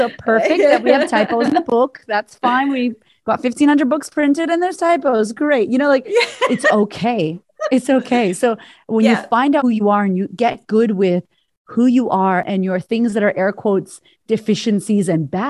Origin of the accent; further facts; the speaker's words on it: Puerto Rico; now in Australia; I'm an American Puerto Rican woman living in Australia. You know, there's no Puerto Ricans here.